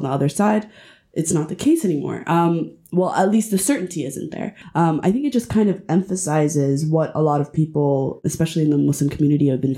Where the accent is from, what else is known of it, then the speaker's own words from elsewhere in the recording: Canada; I'm a Somali Canadian